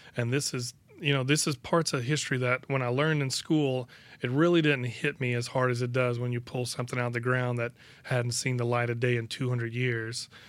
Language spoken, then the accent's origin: English; Bayou Lafourche, Louisiana, United States; I've lived on the bayou most of my life. I moved away for four years and then I moved